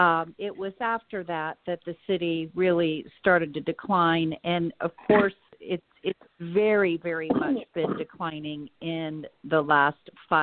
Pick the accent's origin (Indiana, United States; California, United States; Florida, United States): Indiana, United States; Yes, I was born and raised in Indiana, and I still live here.